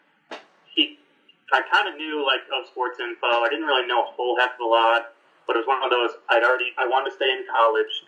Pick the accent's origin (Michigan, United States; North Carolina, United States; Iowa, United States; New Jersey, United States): Michigan, United States; Greenville; moved away; I'm from Greenville, which is like a 30-minute drive